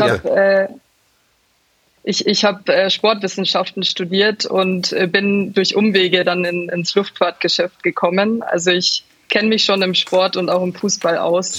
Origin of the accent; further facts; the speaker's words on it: Munich, Bavaria, Germany; ich komme ja, aus München